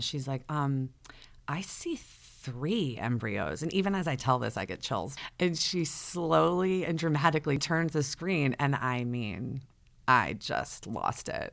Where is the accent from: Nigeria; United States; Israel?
United States; Fairfield County, Connecticut; I grew up in the Fairfield County area of Connecticut. I've been here my whole life